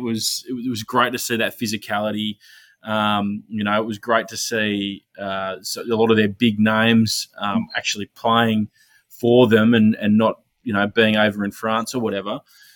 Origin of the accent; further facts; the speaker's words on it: Queensland, Australia; I'm a Queenslander